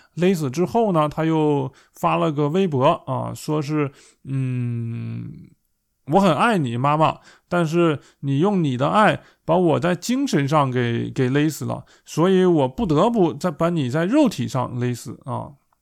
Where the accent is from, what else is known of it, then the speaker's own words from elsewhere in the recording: China; now in Germany; 我们在中国